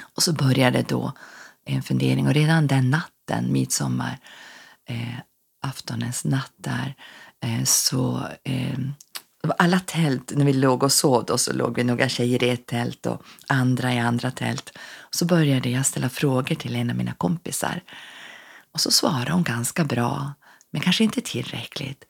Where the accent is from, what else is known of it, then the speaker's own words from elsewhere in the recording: Norrfjärden, Norrbotten County, Sweden; also born or lived in Ås, Örnsköldsvik / Lindesberg; now in Örnsköldsvik, Sweden; bor i Ås i Örnsköldsvik men är född och uppvuxen i Norrbotten, i Norrfjärden utanför Piteå